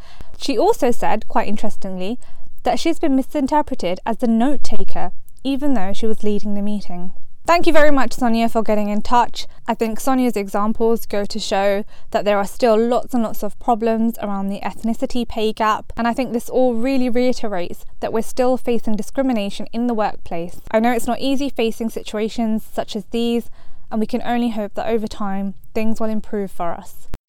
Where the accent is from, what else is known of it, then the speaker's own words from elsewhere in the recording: United Kingdom; I think that as British Asians, our identities are formed massively by the beauty standards that are set way before we were even born, and they can really impact us as we're growing up.